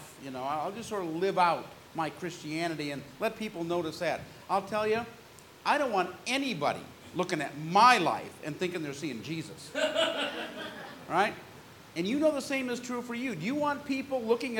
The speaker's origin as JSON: {"language": "English", "region": "California", "country": "United States", "tie": "born or raised there", "said": "I grew up in California"}